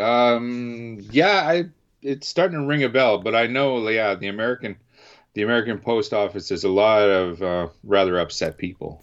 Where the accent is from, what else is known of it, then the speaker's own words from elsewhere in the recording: Canada; being Canadian